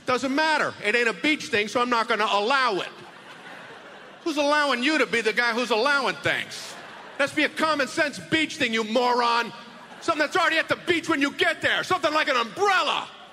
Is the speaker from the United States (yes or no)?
yes; East Coast, United States; now in Cincinnati, United States; growing up in the East Coast, uh, we're still in the Eastern time zone like we are here in Cincinnati